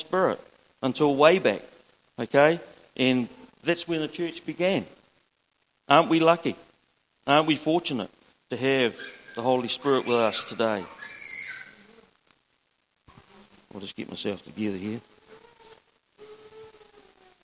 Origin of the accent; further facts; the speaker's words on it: Mahia Peninsula, Hawke's Bay, New Zealand; now in Gisborne, New Zealand; I'm born and bred on the Mahi Peninsula